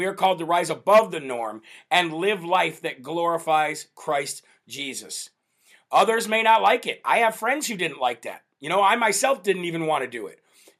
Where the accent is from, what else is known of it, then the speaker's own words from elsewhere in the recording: Illinois, United States; I've spent my home state of Illinois.